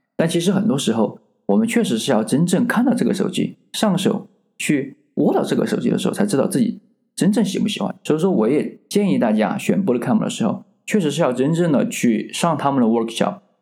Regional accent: China; moved away as an adult; now in Canada; 我们中国人从小的文化和教育里面

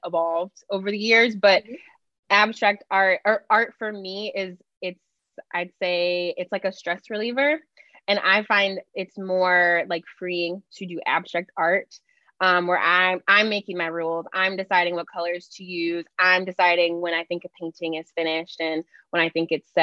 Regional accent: St. Louis, Missouri, United States; born and raised in St. Louis

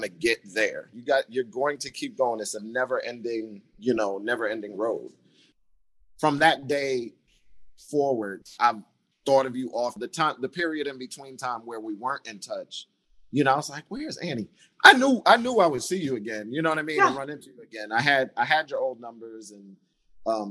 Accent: Rockland, New York, United States; I'm from Rockland

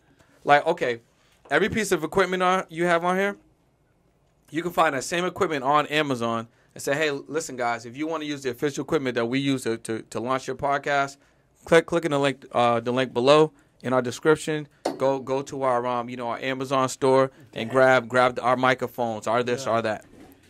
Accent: Boston, Massachusetts, United States; moved away as an adult; now in Los Angeles, United States

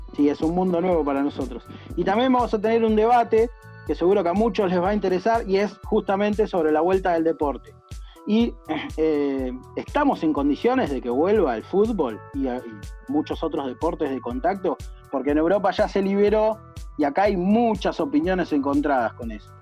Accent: Argentina; Yo como argentino competitivo que soy

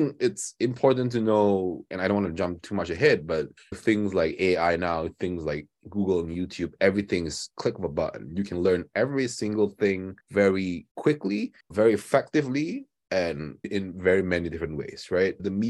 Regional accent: Kuching, Sarawak, Malaysia; When we were growing up in Kuching

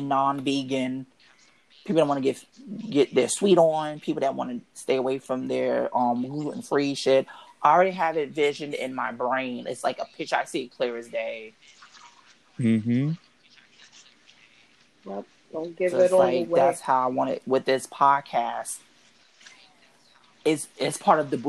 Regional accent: New York City, New York, United States; I grew up in Harlem. Harlem all day, NYC all

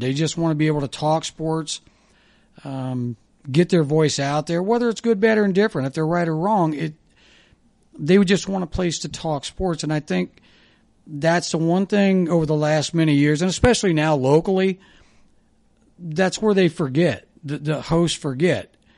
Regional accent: Kettering, Ohio, United States; also born or lived in Dayton, Ohio / Kentucky; I was born in Dayton, grew up in Kettering, went to Fairmount West

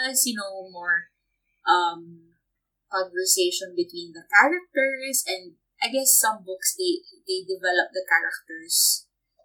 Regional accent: Philippines; moved away; being Filipino

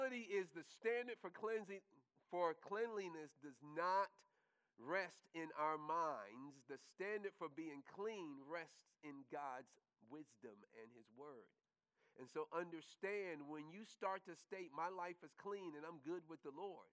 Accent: New York, United States; one of the things that you learn quickly growing up in New York is that you were always going to see the homeless

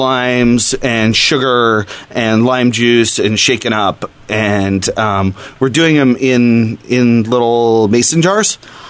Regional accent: Brazil; moved away; I'm from Brazil.

